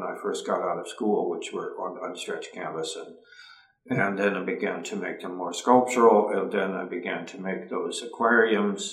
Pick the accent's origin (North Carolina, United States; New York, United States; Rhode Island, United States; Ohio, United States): Ohio, United States; growing up in Ohio and having lots of access to endless woods and streams and fishing